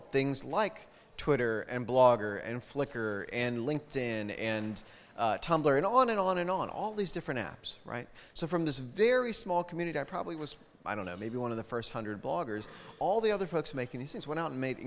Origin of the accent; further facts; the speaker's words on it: United States; I'm an American